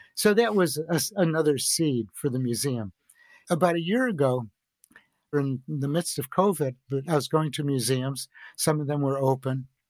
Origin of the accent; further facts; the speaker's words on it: Chicago, Illinois, United States; I grew up in Chicago